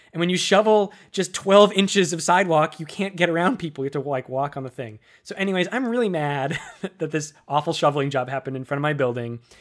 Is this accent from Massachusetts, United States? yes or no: yes; Worcester, Massachusetts, United States; born or raised there; moved away as an adult; also born or lived in Boston; now in New York City, United States